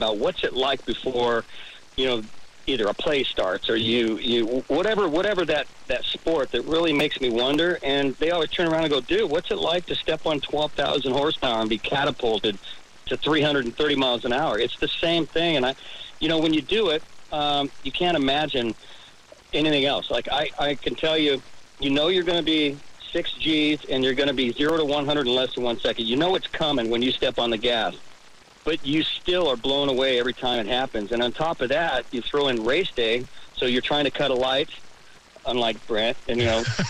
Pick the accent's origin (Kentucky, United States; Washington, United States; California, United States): California, United States; I grew up in California